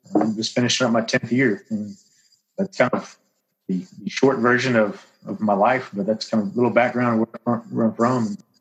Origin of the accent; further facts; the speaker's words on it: Bryan, Texas, United States; I grew up in Bryan, played football, baseball, and basketball in high school there.